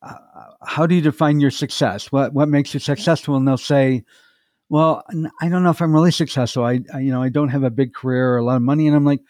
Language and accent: English; Michigan, United States; also born or lived in North Carolina; Well, I'm originally from either Michigan or North Carolina, depending on what time of my life that we're talking about.